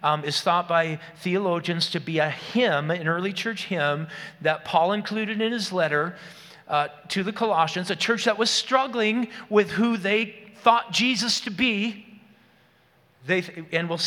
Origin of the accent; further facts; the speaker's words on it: Moose Lake, Minnesota, United States; the grocery store in my hometown of Moose Lake, the Red Owl